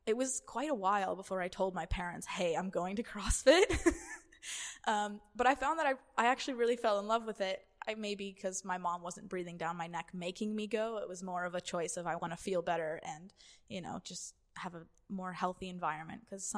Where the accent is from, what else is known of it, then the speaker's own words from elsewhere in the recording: Boston, Massachusetts, United States; because I grew up in New England, so near Boston. And I must have been 10 or 11.